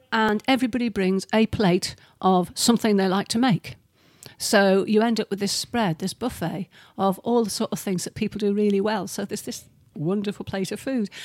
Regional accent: United Kingdom; we're British

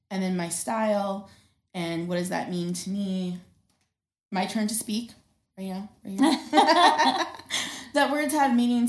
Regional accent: North Dakota, United States; now in Billings, United States; I grew up in North Dakota

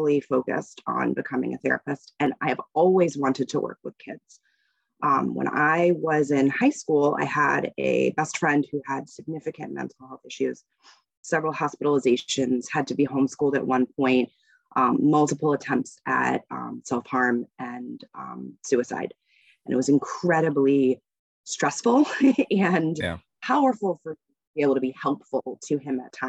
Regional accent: Northern Virginia, United States; now in Massachusetts, United States; I grew up in Virginia and just outside DC, so Northern Virginia.

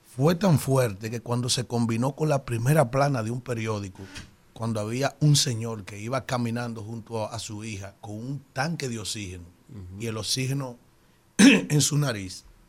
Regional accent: Yaguate, San Cristóbal, Dominican Republic; soy del municipio de Yaguate, que es donde yo nací y me crié

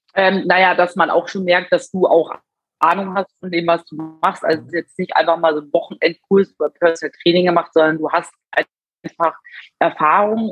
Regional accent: Munich, Bavaria, Germany; Ich bin 34 Jahre und ich komme aus München

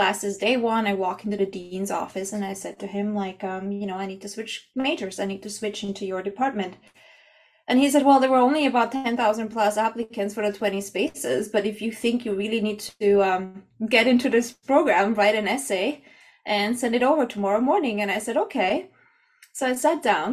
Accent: Austria; moved away as an adult; also born or lived in Canada; I'm from Austria

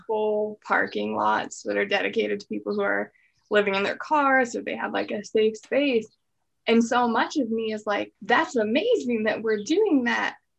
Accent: Pacific Northwest, United States; I'm from the Pacific Northwest

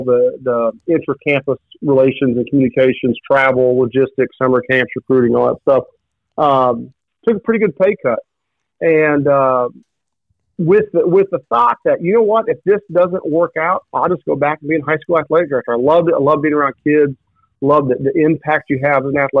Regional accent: Lawton, Oklahoma, United States; I grew up an OU football fan. I grew up in Lawton, Oklahoma.

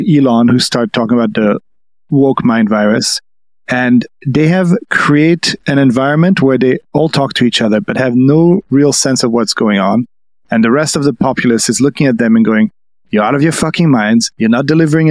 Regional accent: France; I'm French.

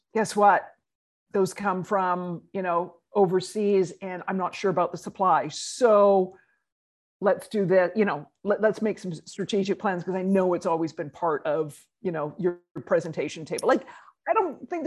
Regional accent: Canada; moved away as an adult; now in New York, United States; being Canadian

